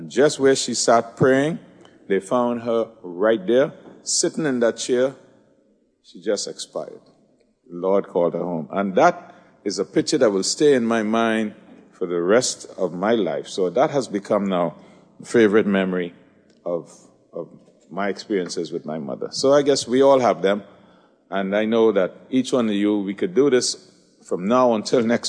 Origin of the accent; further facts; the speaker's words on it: Trinidad & Tobago; moved away; I'm from Trinidad